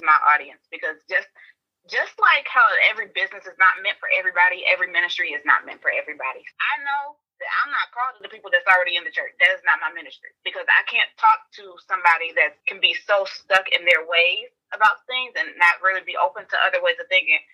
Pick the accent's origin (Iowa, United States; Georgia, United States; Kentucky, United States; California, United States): Georgia, United States; Augusta; now in Tallahassee, United States; I'm from originally from Augusta, Georgia, but I am living in Tallahassee, Florida currently.